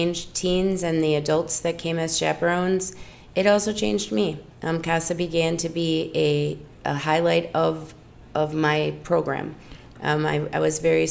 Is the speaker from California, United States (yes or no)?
no; Wausau, Wisconsin, United States; also born or lived in New Braunfels, Texas; I am from Wausau, in Wausau, Wisconsin, and I've lived there for the last 24 years